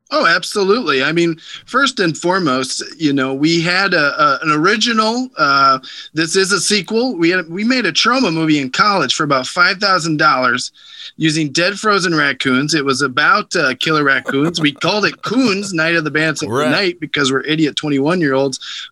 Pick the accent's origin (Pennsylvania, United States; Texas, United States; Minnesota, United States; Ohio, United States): Ohio, United States; Bexley; my hometown. Um, is actually it's a suburb of Columbus, Ohio, called Bexley